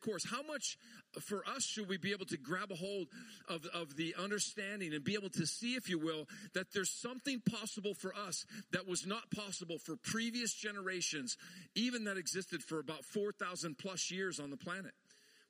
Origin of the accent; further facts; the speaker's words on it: Montana, United States; I grew up in Montana